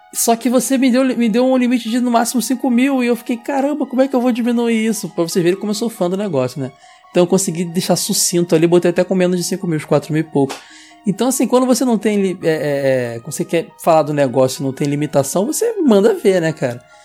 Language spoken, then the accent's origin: Portuguese; Rio de Janeiro, Brazil; sou de Bangu, sempre serei